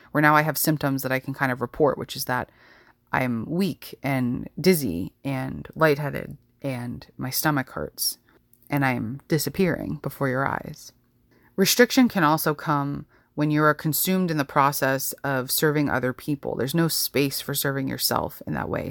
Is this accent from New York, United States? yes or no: yes; New York, United States; growing up in New York